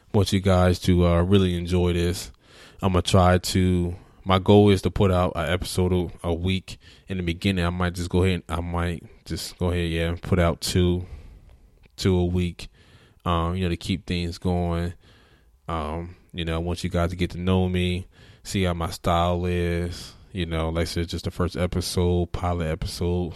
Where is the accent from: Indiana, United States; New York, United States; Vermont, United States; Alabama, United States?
Alabama, United States; I'm from Alabama.